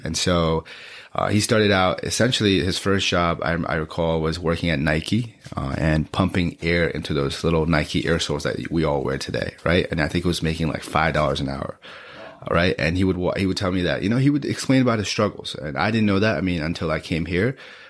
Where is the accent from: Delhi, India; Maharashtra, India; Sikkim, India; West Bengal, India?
Sikkim, India; Gangtok; born there; I was born in Gyeongtok, Sikkim. Life there was quite different from what it is now.